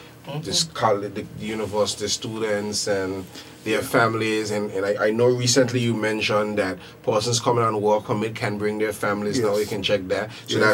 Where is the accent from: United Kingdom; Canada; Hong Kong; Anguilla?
Anguilla; I was born in the Cottage Hospital several years later.